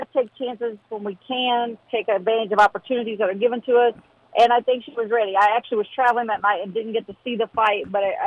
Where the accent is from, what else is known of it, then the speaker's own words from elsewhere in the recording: Southern West Virginia, United States; I'm from Southern West Virginia. My town has 500 people